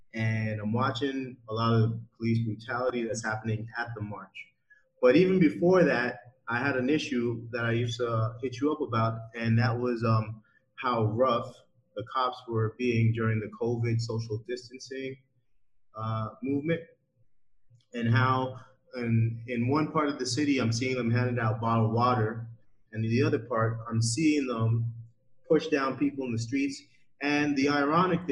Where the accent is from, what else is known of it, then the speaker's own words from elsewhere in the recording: Toronto, Ontario, Canada; now in Saudi Arabia; Myself being Canadian from Toronto